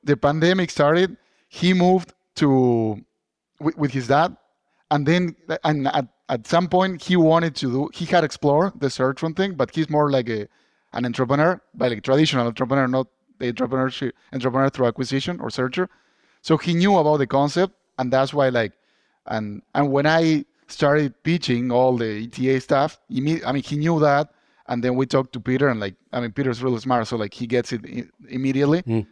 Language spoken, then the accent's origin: English; Argentina; moved away as an adult; now in Boston, United States; I'm originally from Argentina